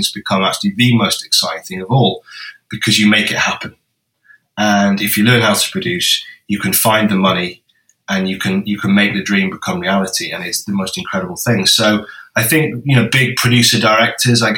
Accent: Bakewell, East Midlands, United Kingdom; we spent some of our time growing up in Bakewell, which is quite near Matlock

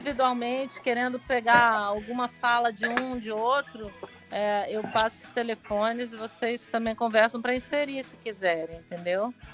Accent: Pirenópolis, Goiás, Brazil; eu como goiana, tô aqui em Pirinópolis, na minha cidade de Goiás. Aqui ah. minha família, que é goiana mesmo, e eu moro aqui

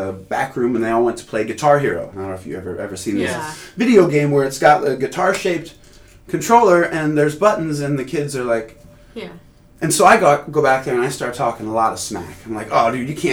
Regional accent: Carlsbad, California, United States; also born or lived in Anchorage, Alaska; my folks moved to Carlsbad when I was, I don't know, 6, 91. And I grew up in Carlsbad pretty much ever since

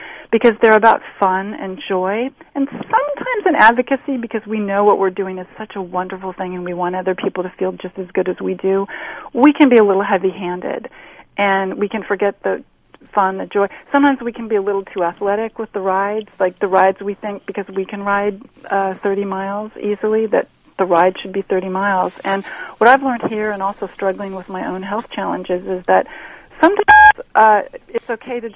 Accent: Long Beach, California, United States; my hometown where I was born

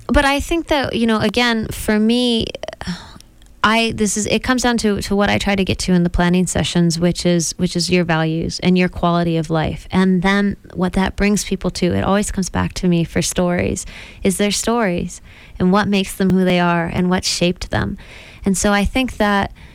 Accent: San Diego, California, United States; I was born in San Diego

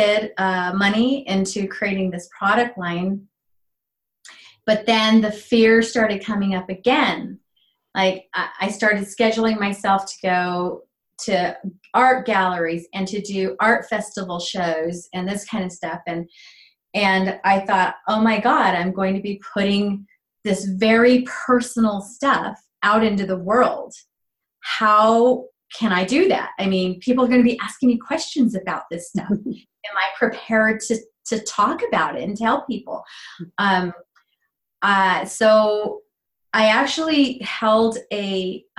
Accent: Arizona, United States; also born or lived in Mexico; now in Prescott, United States; I decided to move to Arizona, this is where I'm from

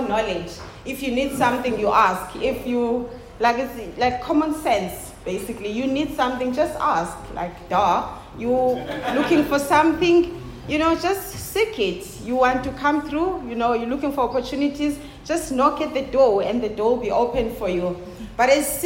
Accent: South Africa; I love being a South African

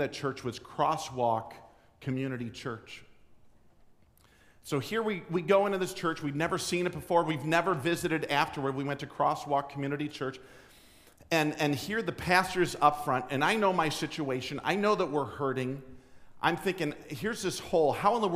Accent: New Jersey, United States; I was born in New Jersey

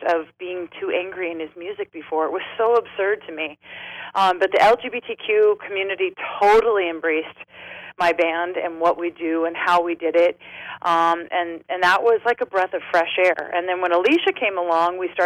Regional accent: San Diego, California, United States; also born or lived in Los Angeles; I'm from San Diego, but I was

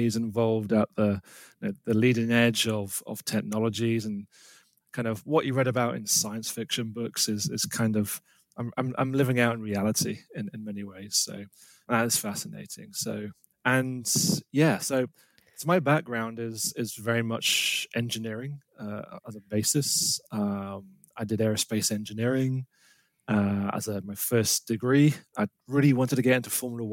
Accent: United Kingdom; I'm British. I'm based in the UK

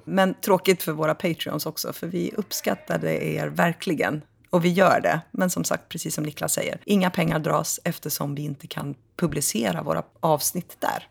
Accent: Sweden; vi svenskar

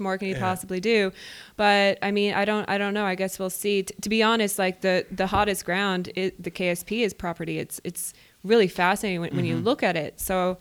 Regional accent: Newfoundland and Labrador, Canada; I'm a Newfoundlander, so I mean, I pronunciate everything.

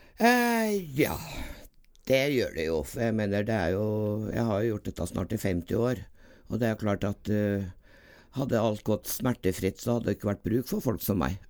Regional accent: Trøndelag, Norway; also born or lived in Dovrefjell / Grong / Namsos; Jeg er jo egentlig trønder

